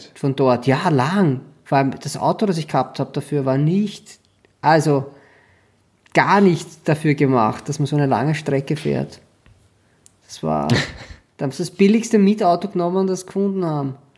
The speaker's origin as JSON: {"language": "German", "town": "Schwechat", "region": "Lower Austria", "country": "Austria", "moved": "yes", "said": "ich komme ja aus Schwächert"}